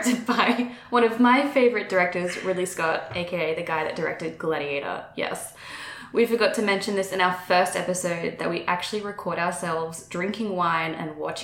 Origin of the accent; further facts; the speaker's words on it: Brisbane, Queensland, Australia; moved away as an adult; also born or lived in London; now in Austin, United States; I'm originally from Brisbane, Australia